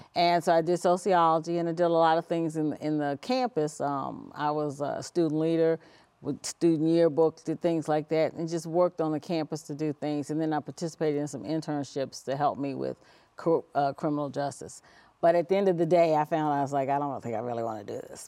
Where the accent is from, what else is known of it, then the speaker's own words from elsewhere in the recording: Washington, District of Columbia, United States; also born or lived in Heidelberg, Germany; grew up in the Washington, D C area, uh, went to school there, graduated from high school